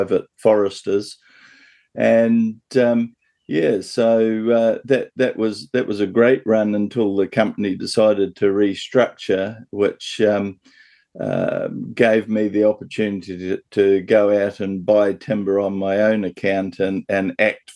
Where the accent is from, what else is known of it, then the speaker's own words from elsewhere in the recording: Central North Island, New Zealand; also born or lived in Bay of Islands, New Zealand; now in Papamoa, New Zealand; I was born and raised in Awakuni in Central North Island